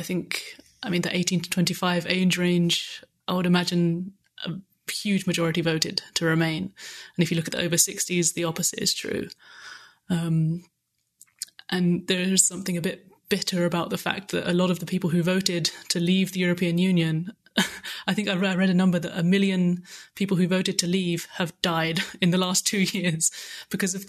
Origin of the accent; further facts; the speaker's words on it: close to Brighton, South East England, United Kingdom; moved away as an adult; now in Germany; I'm English, yeah. I'm actually from close to Brighton